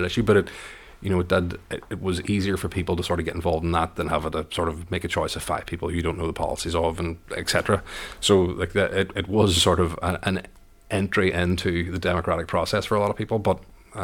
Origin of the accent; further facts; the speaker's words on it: Derry, Northern Ireland, United Kingdom; I'm from Derry.